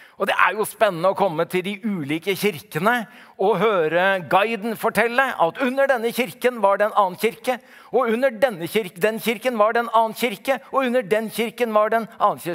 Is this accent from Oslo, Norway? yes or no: yes; Oslo, Norway; Jeg kommer jo fra Oslo